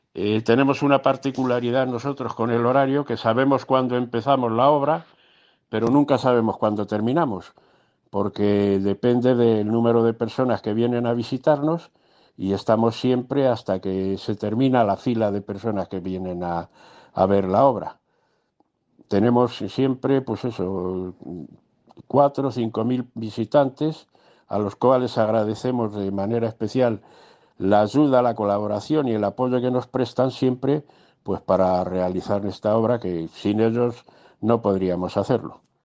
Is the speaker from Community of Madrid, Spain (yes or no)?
yes; Colmenar Viejo, Community of Madrid, Spain; nos fuimos uniendo gente de Colmenar